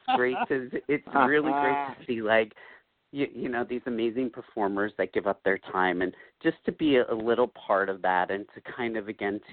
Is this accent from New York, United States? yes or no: no; northern New Jersey, United States; also born or lived in Colombia; I am adopted from Columbia, so I grew up in New Jersey, northern New Jersey, my whole life